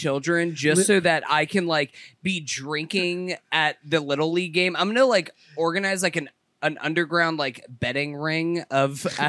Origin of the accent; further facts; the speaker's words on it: Boston, Massachusetts, United States; Born and raised in Southie myself.